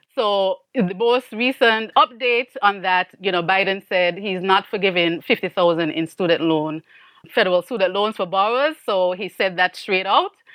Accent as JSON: {"language": "English", "country": "St. Kitts & Nevis", "also_born_or_lived": "Miami, United States", "moved": "as an adult", "lives_now": "United States", "said": "I am actually from Saint Kitts in the Caribbean, and I was an immigrant to the U S."}